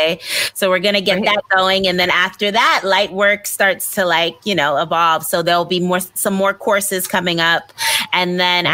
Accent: New York City, New York, United States; moved away as an adult; now in Los Angeles, United States; growing up in Brooklyn and all the things that I've gone through.

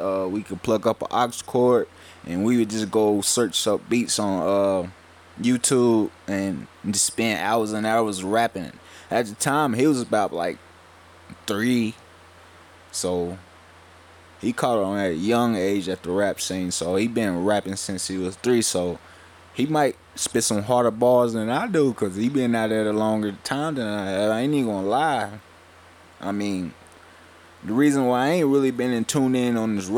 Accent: Welch, West Virginia, United States; we come from Welch, West Virginia, a small town in the mountains.

